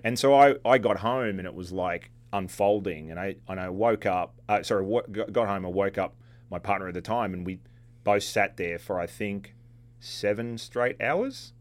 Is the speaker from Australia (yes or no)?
yes; Australia; now in New York, United States; Being Australian and, and living in New York for a while